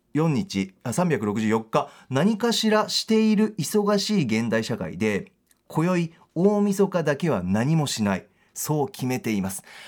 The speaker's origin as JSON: {"language": "Japanese", "region": "Aichi", "country": "Japan", "tie": "born or raised there", "moved": "yes", "said": "僕愛知県出身なんですけど実家帰る時"}